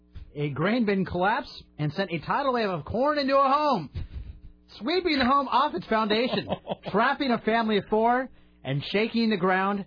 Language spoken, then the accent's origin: English; Sweet Home, Oregon, United States; Sweet Home where I grew up